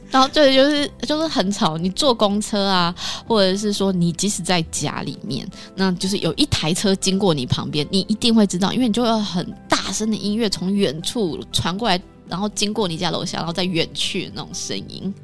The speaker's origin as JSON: {"language": "Chinese", "country": "Taiwan", "said": "就是在台湾一样，我们讲台语"}